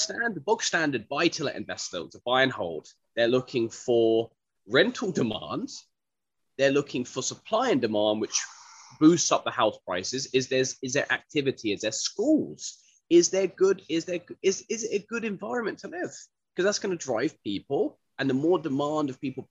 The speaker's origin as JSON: {"language": "English", "town": "Windsor", "region": "South East England", "country": "United Kingdom", "tie": "born or raised there", "said": "I was born in Windsor, just outside Windsor, in like a suburb of Windsor, so to speak."}